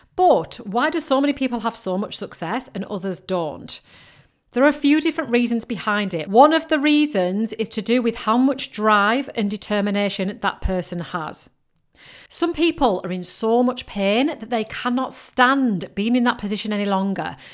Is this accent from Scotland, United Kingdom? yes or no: no; Yorkshire and the Humber, United Kingdom; I'm from Yorkshire